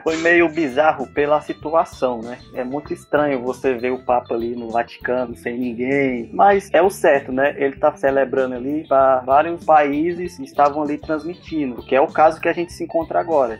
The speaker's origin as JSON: {"language": "Portuguese", "country": "Brazil", "said": "nós somos brasileiros"}